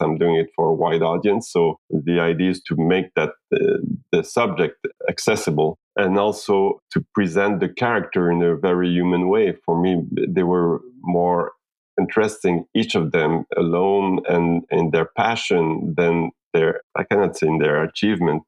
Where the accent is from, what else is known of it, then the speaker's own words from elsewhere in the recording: Haiti; I was born in Haiti. I'm from Haiti